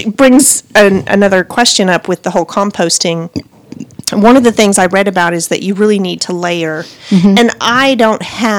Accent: Montana, United States; now in Texas, United States; I'm from Montana initially.

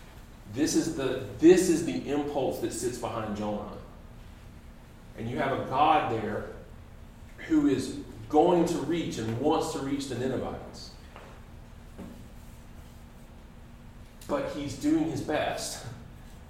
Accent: United States

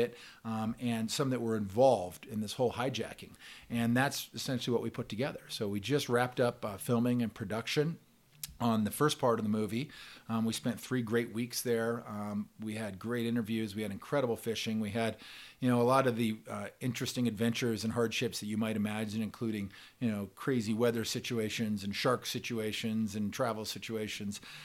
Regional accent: Bend, Oregon, United States; moved away; I grew up in Bend, Oregon

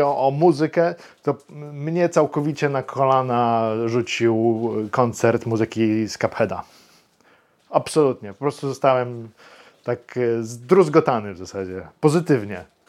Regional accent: Wrocław, Lower Silesian Voivodeship, Poland; Ja z Wrocławia jestem

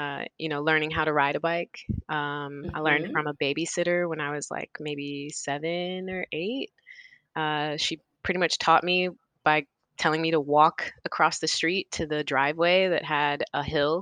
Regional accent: North Carolina, United States; also born or lived in Indianapolis, Indiana / Chicago, Illinois; now in Brooklyn, New York, United States; I grew up in North Carolina and Indianapolis

